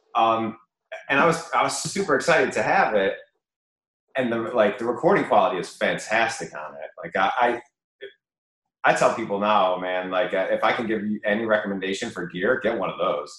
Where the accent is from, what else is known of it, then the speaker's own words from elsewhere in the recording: Chicago, Illinois, United States; I went to UIC and I grew up in Bridgeport